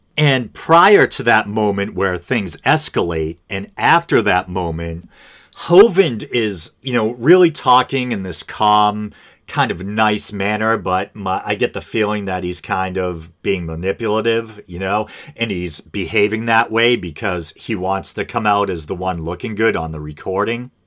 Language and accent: English; Boston, Massachusetts, United States; accent: Boston; I'm from the Boston area, if you couldn't tell, and I feel like we have an accent